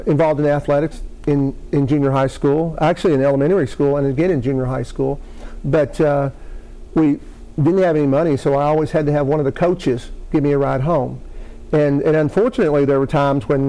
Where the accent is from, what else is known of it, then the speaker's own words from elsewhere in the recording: Maceo, Kentucky, United States; I was born in western Kentucky, a small town of Maceo, just outside of Owensboro.